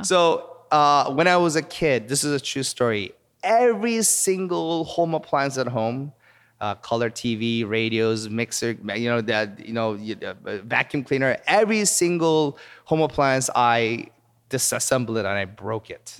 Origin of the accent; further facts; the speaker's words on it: Seoul, South Korea; moved away as an adult; also born or lived in Palos Verdes, California, United States / Madison, Wisconsin, United States / Virginia, United States; now in Los Angeles, United States; when I was three years old, our family moved to Seoul, South Korea, and I actually grew up in Korea.